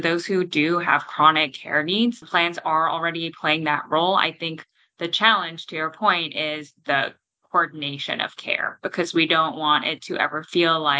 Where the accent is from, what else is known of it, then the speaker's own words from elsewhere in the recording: Toronto, Ontario, Canada; moved away; I'm from Toronto originally in Canada